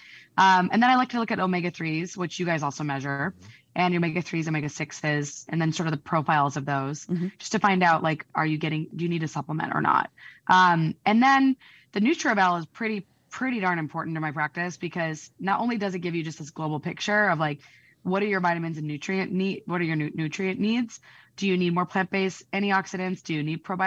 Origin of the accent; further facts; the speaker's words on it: Peoria, Illinois, United States; moved away; I'm from Peoria, Illinois. So I can say that because I'm from there